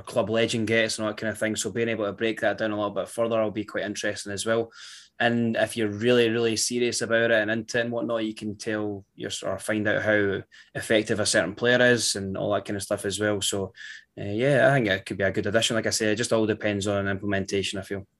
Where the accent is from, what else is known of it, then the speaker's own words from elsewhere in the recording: Scotland, United Kingdom; being Scottish